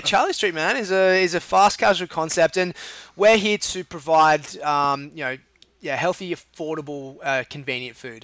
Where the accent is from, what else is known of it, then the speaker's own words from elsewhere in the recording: Sydney, New South Wales, Australia; moved away; I was in, born in Sydney, uh, and then grew up in a place called the Northern Beaches